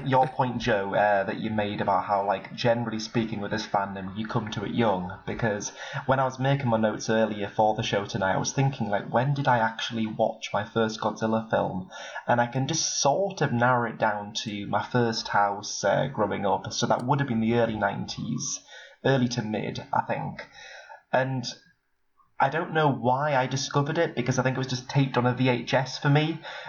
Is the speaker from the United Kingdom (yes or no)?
yes; United Kingdom; for myself, like being British